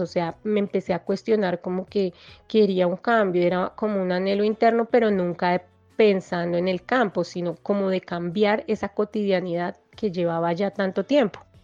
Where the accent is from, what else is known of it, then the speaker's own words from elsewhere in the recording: Bogotá, Colombia; Yo nací en Bogotá.